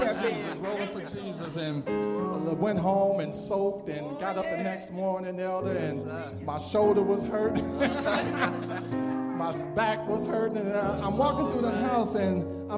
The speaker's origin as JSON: {"language": "English", "town": "Indianapolis", "region": "Indiana", "country": "United States", "tie": "born or raised there", "moved": "yes", "said": "Indianapolis, my hometown."}